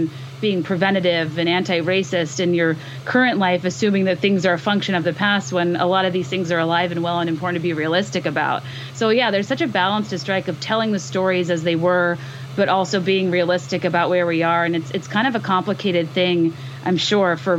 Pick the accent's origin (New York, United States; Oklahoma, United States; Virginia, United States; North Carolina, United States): Virginia, United States; I grew up in Virginia, 40 minutes from Colonial Williamsburg